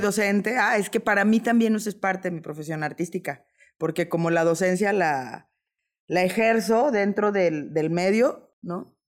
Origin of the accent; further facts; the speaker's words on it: Mexico; como buena mexicana me adapto